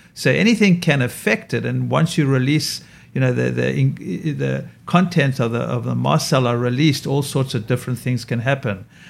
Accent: South Africa; now in New York, United States; my skin is damaged from growing up in South Africa and having too much sun.

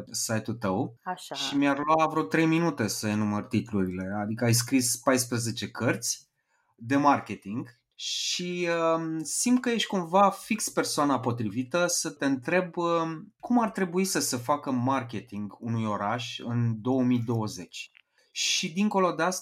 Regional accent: Bragadiru, Ilfov, Romania; noi aici de unde sunt eu cel puțin din Bragadiru suntem încă în carantină

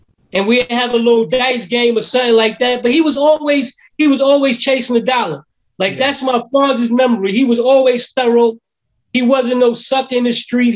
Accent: New York City, New York, United States; I was from Brownsville.

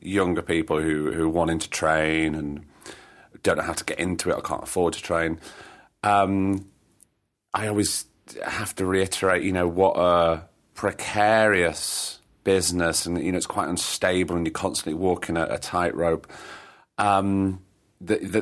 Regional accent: Blackpool, North West England, United Kingdom; I grew up in Blackpool

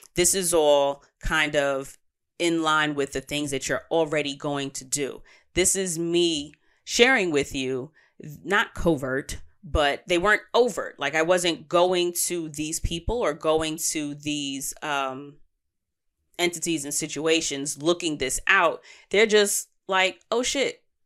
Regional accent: New York City, New York, United States; native New Yorkers as, such as myself

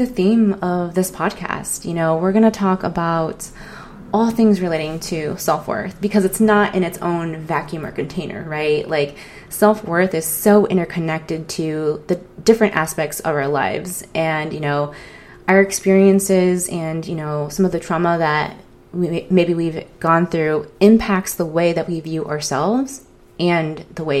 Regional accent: San Diego, California, United States; I grew up in San Diego, California

